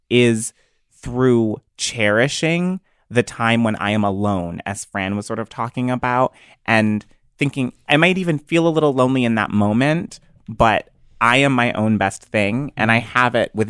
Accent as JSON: {"language": "English", "town": "Cleveland Heights", "region": "Ohio", "country": "United States", "tie": "born or raised there", "moved": "as an adult", "lives_now": "New York, United States", "said": "growing up in Cleveland Heights, Ohio, in the suburbs"}